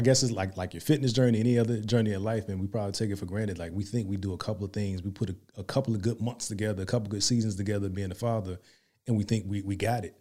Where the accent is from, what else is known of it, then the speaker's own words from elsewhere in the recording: Hampton, Virginia, United States; moved away as an adult; now in Dallas-Fort Worth, United States; I'm from Virginia, seven five seven.